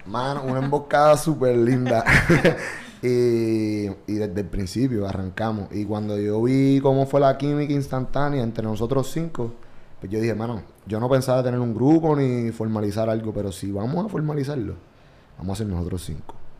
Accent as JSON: {"language": "Spanish", "town": "Vega Baja", "country": "Puerto Rico", "tie": "born or raised there", "also_born_or_lived": "Santurce, San Juan, Puerto Rico", "said": "Nací en Santurce, pero me escribo en Vega Baja, allá en el 93."}